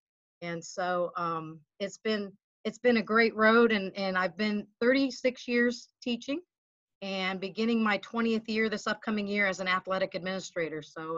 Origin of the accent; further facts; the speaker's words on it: Flint, Michigan, United States; also born or lived in Illinois / Pennsylvania / Arizona; I was born in Illinois, so from up north. And in my early years of school, I lived in Pennsylvania and Arizona, and grew up in my junior high, high school, and college years in Michigan.